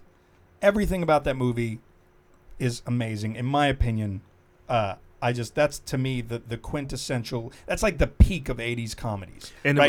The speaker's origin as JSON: {"language": "English", "town": "New York City", "region": "New York", "country": "United States", "tie": "born or raised there", "said": "I'm from Queens."}